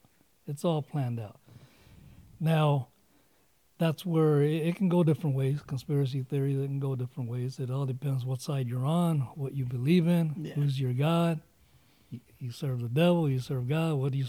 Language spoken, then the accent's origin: English; United States; I love this country, being born here, my parents, and then just being an American.